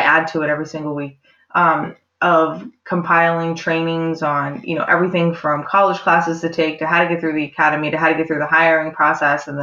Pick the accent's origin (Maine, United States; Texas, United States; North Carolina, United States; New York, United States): Maine, United States; born or raised there